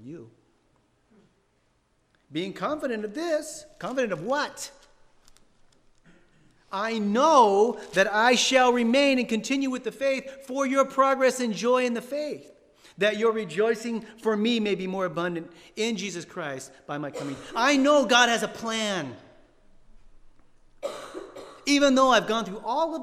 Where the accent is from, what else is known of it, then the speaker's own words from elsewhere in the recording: San Diego, California, United States; moved away; I'm from San Diego